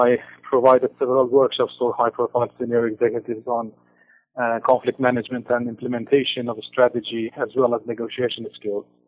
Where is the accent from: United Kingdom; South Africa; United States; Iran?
Iran; now in Toronto, Canada; originally from Iran